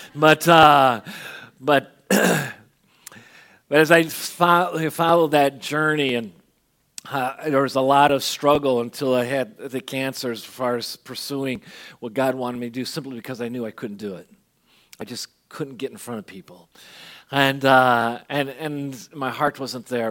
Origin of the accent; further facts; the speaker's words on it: Benson, Arizona, United States; also born or lived in Chicago, Illinois; I had graduated in Chicago from kindergarten. Uh, we moved to Chicago. We moved to Tucson, Arizona, or, or southern Arizona, Benson